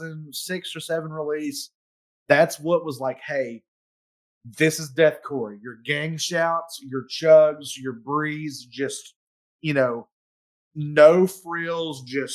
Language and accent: English; Knoxville, Tennessee, United States; we're from Knoxville